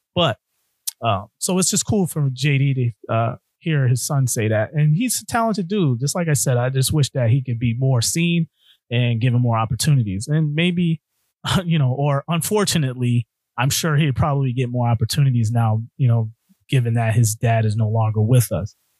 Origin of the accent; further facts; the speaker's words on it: Connecticut, United States; my home state of Connecticut